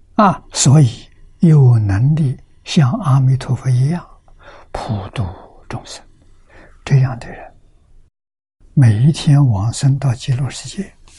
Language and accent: Chinese; China; 我们中国人